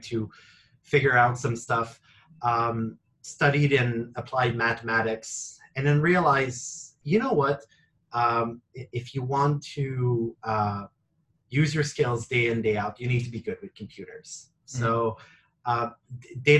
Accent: Quebec, Canada; I'm originally from Quebec

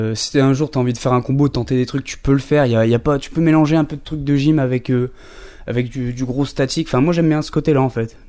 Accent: Esquelbecq, near Wormhout, Hauts-de-France, France; moved away as an adult; now in Dunkirk, France; je viens, bah, en vrai, je viens pas vraiment de Dunkerque. Moi, je viens d'un, village Skelbeck à côté, bah, près de Warmouth

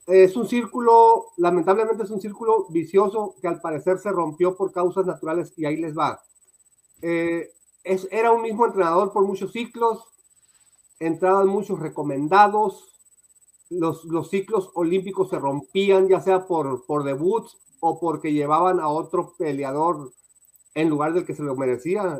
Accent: Mexico; a mí como mexicano

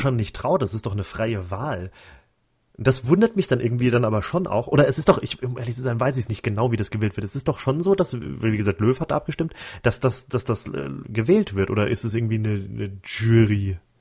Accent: Germany; als Deutscher

